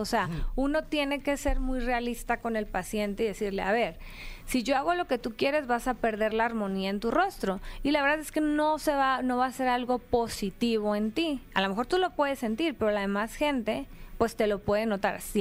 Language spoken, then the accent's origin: Spanish; Mexicali, Baja California, Mexico; de donde soy originaria, la ciudad que capturó el sol, Mexicali, Baja California.